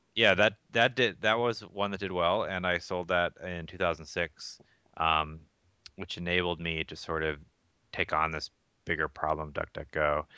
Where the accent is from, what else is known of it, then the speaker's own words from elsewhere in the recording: Atlanta, Georgia, United States; moved away as an adult; also born or lived in Philippines / Boston, Massachusetts; I grew up in Atlanta